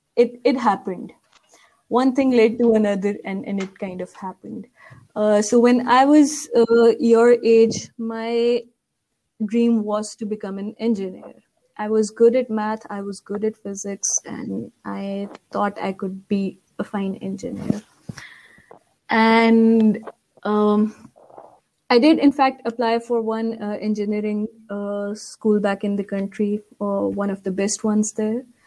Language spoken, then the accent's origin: English; Pakistan; I was born and raised in Pakistan. Whole of my education is from Pakistan